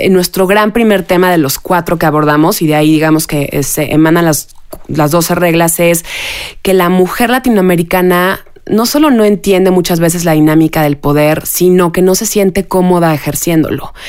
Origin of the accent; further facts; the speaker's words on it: Mexico; como mexicanas, como mujeres, como mamás